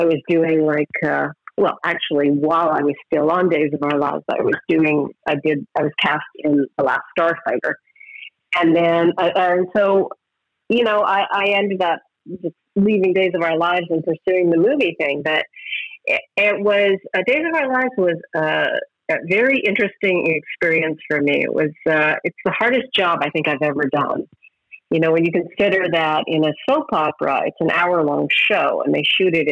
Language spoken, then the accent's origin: English; Edmonton, Alberta, Canada; moved away; also born or lived in London / Los Angeles; I went back to my hometown of Edmonton